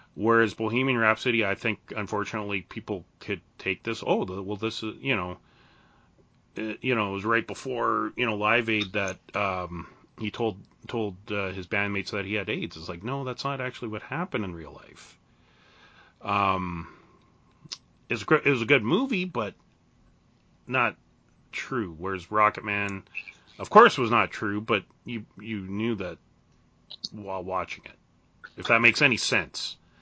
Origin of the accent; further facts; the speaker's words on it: Canada; being Canadian